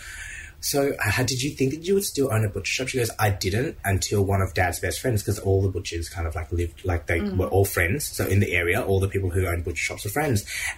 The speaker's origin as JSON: {"language": "English", "country": "Vietnam", "said": "we came from Vietnam."}